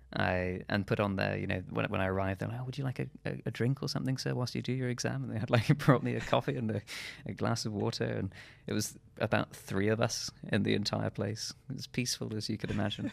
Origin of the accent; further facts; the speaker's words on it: Shropshire, West Midlands, United Kingdom; moved away; also born or lived in London; my hometown, uh, in Shropshire